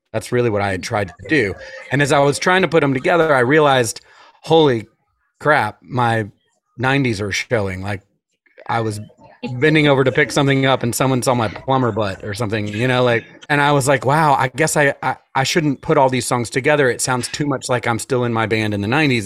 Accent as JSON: {"language": "English", "town": "Atlanta", "region": "Georgia", "country": "United States", "said": "I'm from Atlanta, so I was raised by wolves"}